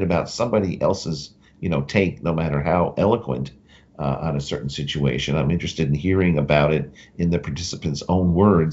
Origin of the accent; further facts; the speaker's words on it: Westchester, New York, United States; growing up in Westchester," which is a suburb I grew up in, north of New York City